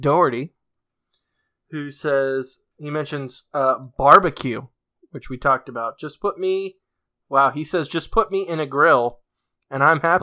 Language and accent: English; New England, United States; I'm from New England